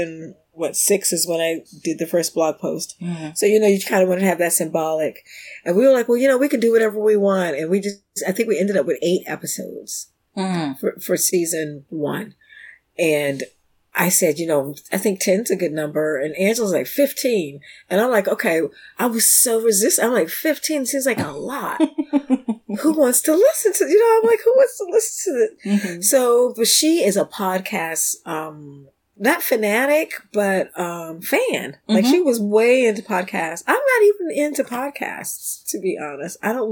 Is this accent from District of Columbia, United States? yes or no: yes; Washington, District of Columbia, United States; moved away as an adult; also born or lived in Brussels, Belgium / London, United Kingdom; now in Sweden; Washington, D.C. native